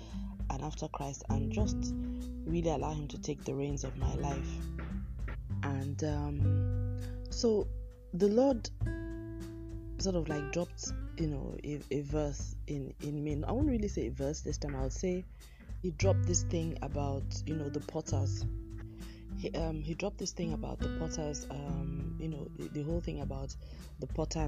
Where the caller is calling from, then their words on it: Lagos, Nigeria; I'm recording from Lagos in Nigeria, and we now have what we call the Harmattan season has come into Lagos.